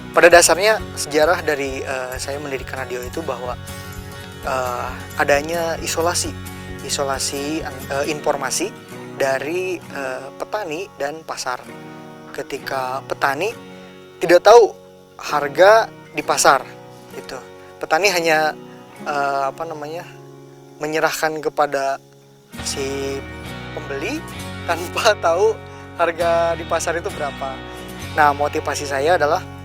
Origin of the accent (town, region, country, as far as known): Indonesia; also born or lived in Tokyo, Japan